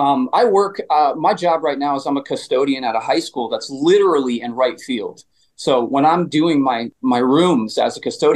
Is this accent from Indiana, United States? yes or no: no; Connecticut, United States; moved away as an adult; also born or lived in Allston, Massachusetts; now in Boston, United States; Yeah, so I grew up in Connecticut. I grew up right in between Bridgeport and New Haven, Connecticut, in the Valley.